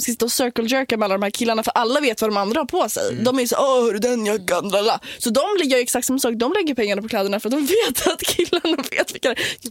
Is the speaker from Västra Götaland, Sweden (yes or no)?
no; Nacka, Stockholm County, Sweden; also born or lived in Copenhagen; jag är från Nacka